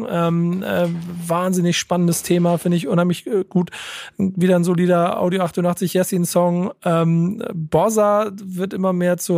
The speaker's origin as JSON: {"language": "German", "country": "Germany", "tie": "born there", "said": "ich bin von der Bantu Nation, ich bin in Deutschland geboren, meine Geburtsurkunde ist deutsch, meine komplette Familie ist in Angola geboren und ist dort registriert."}